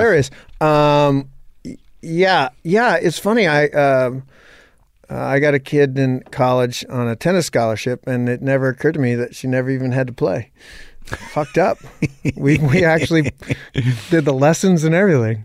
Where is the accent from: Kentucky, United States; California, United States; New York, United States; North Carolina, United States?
California, United States; Modesto; I grew up in Modesto, California